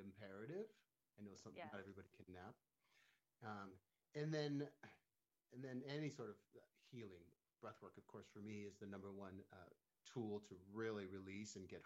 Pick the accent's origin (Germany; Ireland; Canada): Canada; now in Palm Springs, United States; I'm from Canada originally